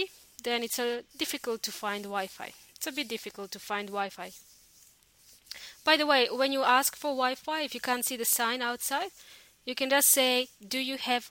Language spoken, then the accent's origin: English; Australia; moved away as an adult; also born or lived in New Zealand; now in Chile; in my home country, Australia, and also New Zealand. I used to live in New Zealand for a long time